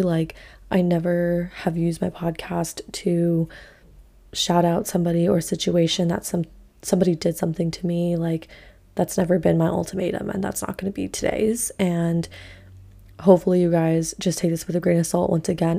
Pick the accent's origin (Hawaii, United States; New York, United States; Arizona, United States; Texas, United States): Hawaii, United States; So I grew up obviously in Hawaii